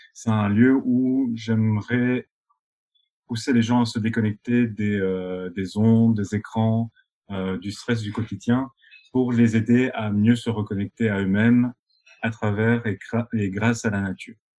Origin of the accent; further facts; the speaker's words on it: Binche, Wallonia, Belgium; moved away as an adult; also born or lived in Brussels; je suis originaire de Belgique, euh, un petit patelin qui s'appelle Binche